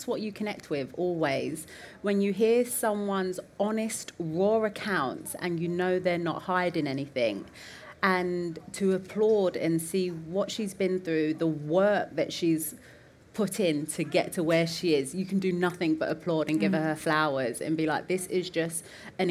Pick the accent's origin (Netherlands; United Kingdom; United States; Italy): United Kingdom; London; I'm from the East End of London, not privately educated